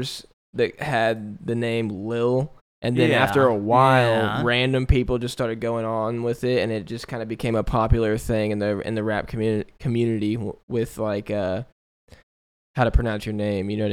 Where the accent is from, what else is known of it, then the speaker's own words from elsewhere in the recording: Kearney, Missouri, United States; also born or lived in Independence, Missouri; now in Kansas City, United States; I'm actually from Kearney, past Liberty. That's where I graduated from. But I was born in Independence, and now I live in Kansas City.